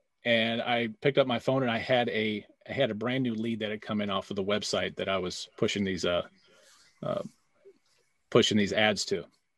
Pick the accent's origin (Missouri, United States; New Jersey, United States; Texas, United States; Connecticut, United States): Missouri, United States; St. Louis; I'm from St. Louis, Missouri.